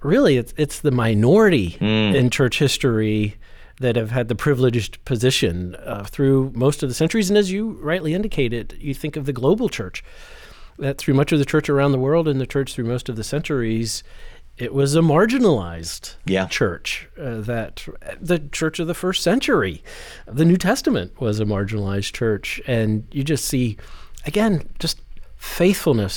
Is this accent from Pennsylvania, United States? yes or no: yes; Western Pennsylvania, United States; I grew up in Western PA, and there were some French and Indian War sites around where I grew up